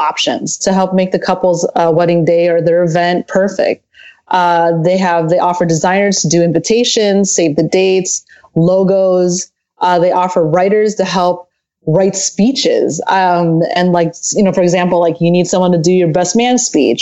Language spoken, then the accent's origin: English; a little town outside of Chicago, Illinois, United States; moved away as an adult; now in Southern California, United States; I'm actually originally from a little town outside of Chicago, Illinois, and I moved down here to Southern California about 9 years ago